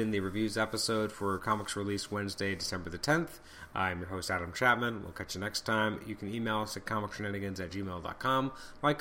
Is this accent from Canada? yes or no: yes; Canada; I'm Canadian.